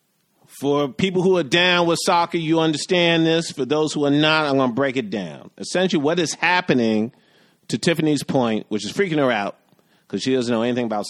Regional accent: New York, United States; I'm a New Yorker. I'm an American

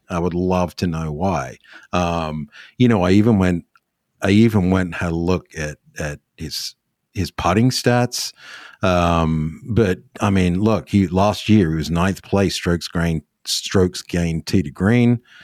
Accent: Australia; as an Australian

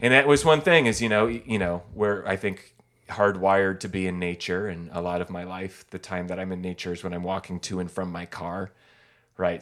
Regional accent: Eugene, Oregon, United States; growing up in Eugene or on the West Coast

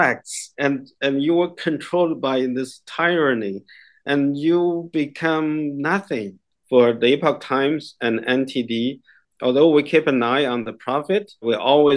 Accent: China; English is a second language; now in Toronto, Canada; I grew up in China. I was born during the Mao's Cultural Revolution.

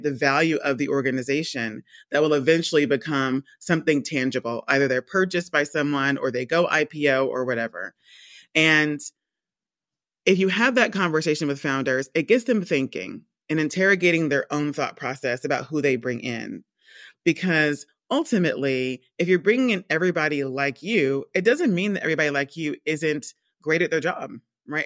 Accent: Georgia, United States; moved away as an adult; also born or lived in Rhode Island / London; I'm from the States. I was born and raised in Georgia.

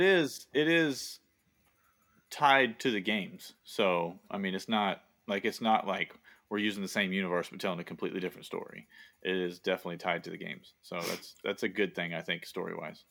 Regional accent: the South, United States; accent: Southern; moved away as an adult; now in Boston, United States; I have a Southern accent, but it's not even close to a thick Southern accent

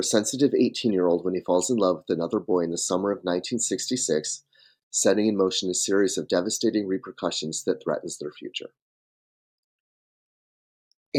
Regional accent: Michigan, United States; I grew up in Michigan and I was on a dirt road outside a small town that doesn't even have a traffic light to this day

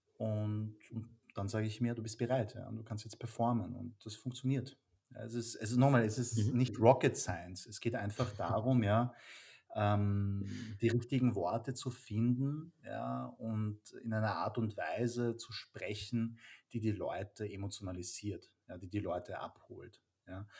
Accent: Vienna, Austria; ich bin in Wien geboren und aufgewachsen

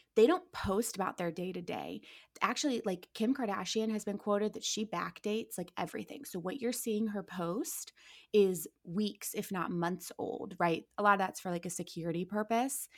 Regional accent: Akron, Ohio, United States; moved away as an adult; also born or lived in Orange County, California; now in Los Angeles, United States; I'm born and raised in Akron, Ohio.

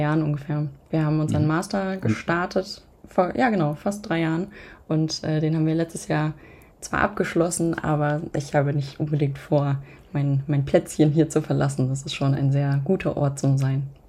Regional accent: near Hanover, Lower Saxony, Germany; moved away as an adult; now in Berlin, Germany; Ich komme eigentlich aus der Nähe von Hannover

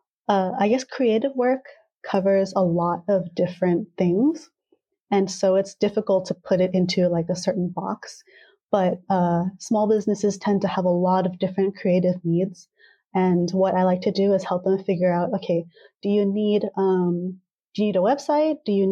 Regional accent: California, United States; yeah, like I was born and raised in Southern California, and I guess like I could talk in a California accent

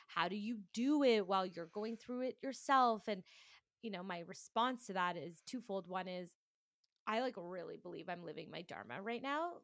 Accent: Toronto, Ontario, Canada; I am from Toronto, Canada.

